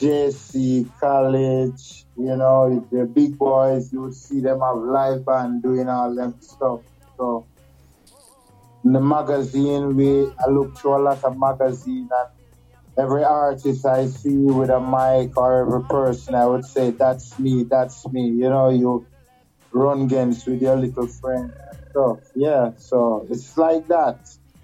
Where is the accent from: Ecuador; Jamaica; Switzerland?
Jamaica; Kingston; I was born in Jamaica in 1962 in Kingston in a little lane called Rose Lane, just behind the Jubilee Hospital.